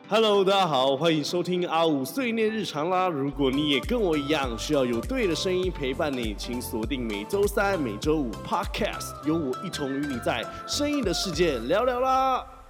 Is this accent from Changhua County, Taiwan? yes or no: no; Tainan, Taiwan; moved away as an adult; also born or lived in Taipei; 我就是一个台南人嘛，所以当到台北的时候